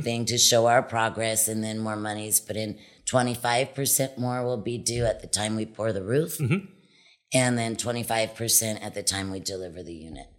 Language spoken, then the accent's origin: English; Wildwood, New Jersey, United States; moved away as an adult; also born or lived in Wilmington, Delaware / California; now in Cabo San Lucas, Mexico; Originally, I was from the East Coast, New yeah. Jersey, a little island, Wildwood, New Jersey. I was born in Wilmington, Delaware, and then had a family business in New Jersey.